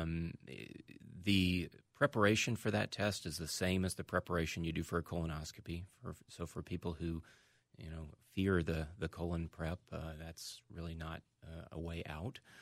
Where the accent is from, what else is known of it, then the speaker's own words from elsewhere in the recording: Birmingham, Alabama, United States; moved away as an adult; now in Minnesota, United States; I grew up in Birmingham, Alabama, uh, and went to medical school there.